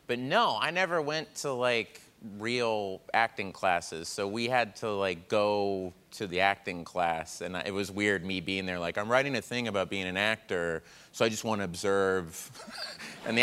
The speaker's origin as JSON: {"language": "English", "town": "Tulsa", "region": "Oklahoma", "country": "United States", "moved": "yes", "said": "I'm from Tulsa, Oklahoma"}